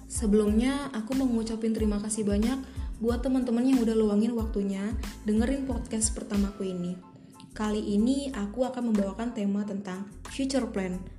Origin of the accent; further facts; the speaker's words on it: Jakarta, Indonesia; now in Lampung Selatan, Indonesia; umurku 18 tahun, lahir tanggal 24 Oktober 2002 asalku dari Jakarta.